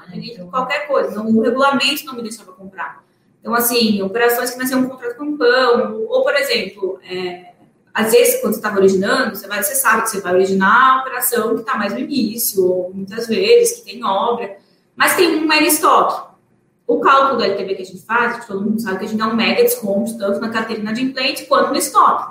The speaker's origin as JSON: {"language": "Portuguese", "region": "Paraná", "country": "Brazil", "said": "eu sou do Paraná"}